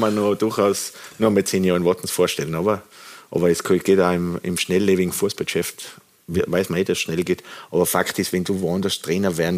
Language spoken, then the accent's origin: German; Tyrol, Austria; ich fühle mich rundum wohl in Wattens. Ich bin ja Tiroler, das merkt man, glaube ich. Äh, ich arbeite in Tirol.